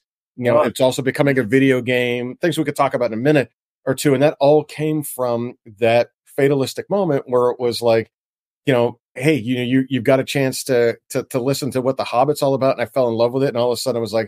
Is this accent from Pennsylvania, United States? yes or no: yes; Pittsburgh, Pennsylvania, United States; also born or lived in Washington, D.C.; I'm from Pittsburgh, Pennsylvania originally